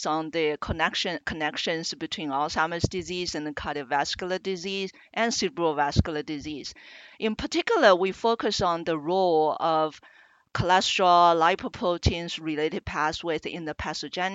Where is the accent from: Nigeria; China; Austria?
China; moved away as an adult; also born or lived in Iowa, United States / New York City, United States / Birmingham, Alabama, United States; now in Minnesota, United States; I am originally from China and came to the U.S. about 30 years ago for graduate education in biomedical sciences